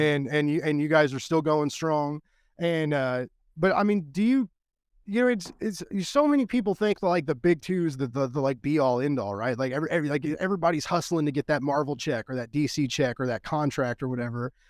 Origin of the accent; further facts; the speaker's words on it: United States; as an American